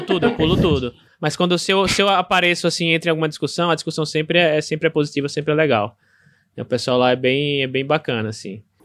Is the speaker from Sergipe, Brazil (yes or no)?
yes; Aracaju, Sergipe, Brazil; sobre Aracaju, sobre minha terra